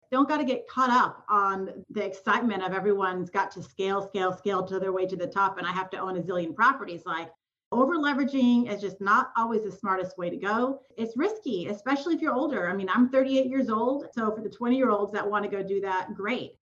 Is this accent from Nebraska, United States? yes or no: no; Southern California, United States; moved away as an adult; now in Memphis, United States; I was born and raised in California, SoCal, moved to Memphis. This is our eighth year here